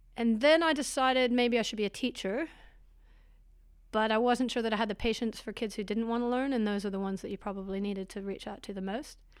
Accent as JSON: {"language": "English", "town": "Portland", "region": "Oregon", "country": "United States", "tie": "born or raised there", "also_born_or_lived": "California", "moved": "as an adult", "lives_now": "New Zealand", "said": "I was in Portland till I was about eighteen, and then went to California to go to university"}